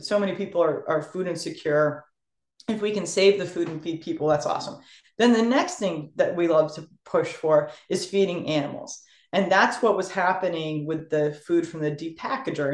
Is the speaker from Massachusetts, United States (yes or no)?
yes; Sturbridge, Massachusetts, United States; I moved into my hometown of Sturbridge